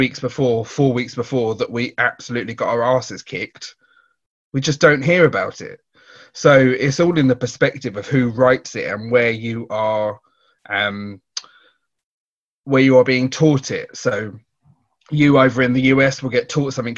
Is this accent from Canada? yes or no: no; United Kingdom; we are British